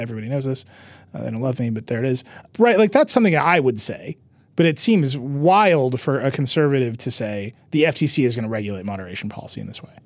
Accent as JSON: {"language": "English", "region": "Wisconsin", "country": "United States", "said": "I'm a guy from Wisconsin"}